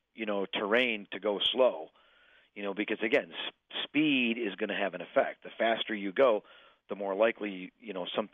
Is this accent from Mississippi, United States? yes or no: no; Illinois, United States; I'm from Illinois